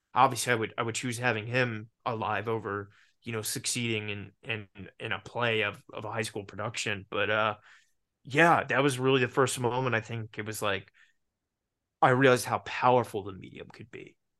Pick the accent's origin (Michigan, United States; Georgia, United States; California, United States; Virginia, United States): Virginia, United States; Richmond; growing up in Richmond, Virginia, it's not Los Angeles or New York